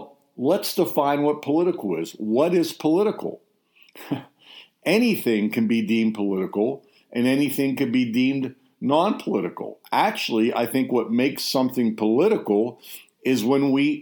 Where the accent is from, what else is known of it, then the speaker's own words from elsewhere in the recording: United States; I believe I'm an American.